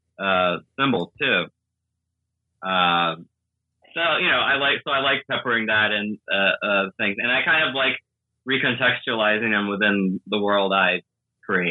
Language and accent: English; New York City, New York, United States; also born or lived in Moscow, Russia; I was born in Moscow, but I grew up in the Bronx and just in New York City since I was one